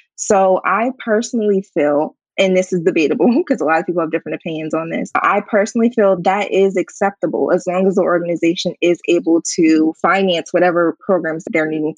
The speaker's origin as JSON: {"language": "English", "town": "Harrisburg", "region": "Pennsylvania", "country": "United States", "tie": "born or raised there", "said": "my hometown in Harrisburg"}